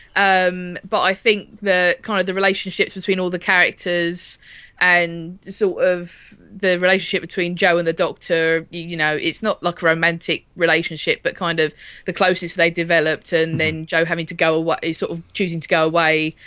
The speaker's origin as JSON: {"language": "English", "country": "United Kingdom", "said": "as British people, as we were brought up watching it"}